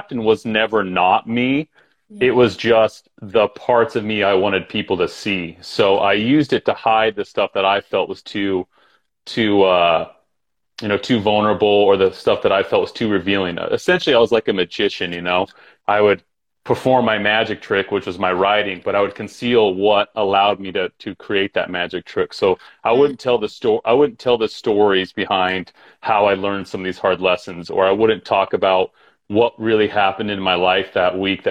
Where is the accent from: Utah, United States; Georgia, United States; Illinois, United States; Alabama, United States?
Utah, United States; moved away as an adult; also born or lived in Los Angeles / New York City; I grew up in Utah.